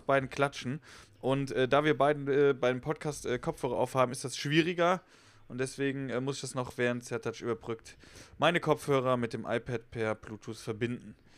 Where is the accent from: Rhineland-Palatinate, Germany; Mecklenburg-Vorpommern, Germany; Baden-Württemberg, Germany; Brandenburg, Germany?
Rhineland-Palatinate, Germany; Westerwald; moved away; Ich komme ja eigentlich aus dem Westerwald